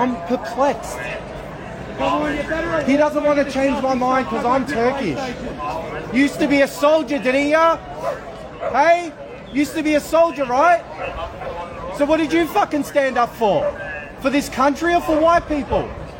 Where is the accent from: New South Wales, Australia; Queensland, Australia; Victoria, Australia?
Victoria, Australia; Melbourne; I was born in Carlton.